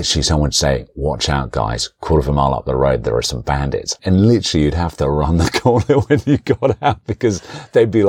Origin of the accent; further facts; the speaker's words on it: London, United Kingdom; I grew up around Forest Hill